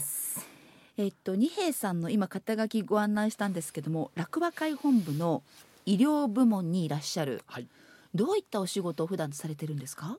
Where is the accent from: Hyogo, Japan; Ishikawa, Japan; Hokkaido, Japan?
Ishikawa, Japan; Kanazawa; 私も石川県の出身でまあ、私は金沢にで生まれ育ったものですから